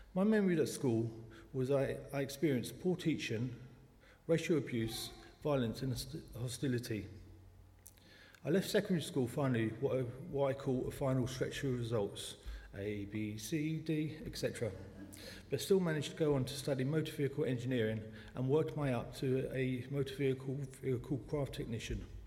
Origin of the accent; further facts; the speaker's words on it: London, United Kingdom; accent: South London; also born or lived in New Malden; I was born in the Clapham Hospital in South London. Sometimes the South London accent pops out